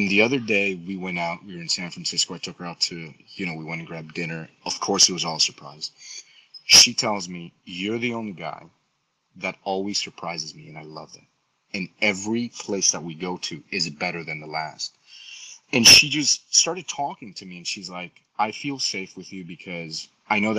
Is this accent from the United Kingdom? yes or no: no; Colombia; moved away; I'm Latino. I'm originally from Colombia